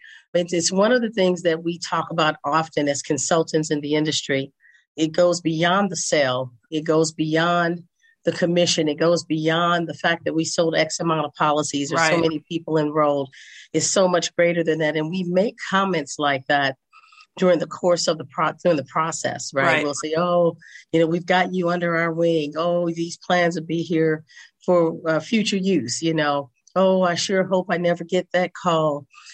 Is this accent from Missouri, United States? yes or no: yes; St. Louis, Missouri, United States; also born or lived in Chicago / Washington State / Northern California; now in Las Vegas, United States; I'm originally from St. Louis, Missouri, by way of Chicago, by way of Washington State, by way of Northern California, and now by way of Las Vegas, Nevada.